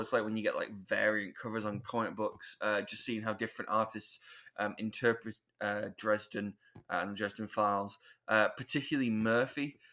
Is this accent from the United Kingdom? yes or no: yes; United Kingdom; we're British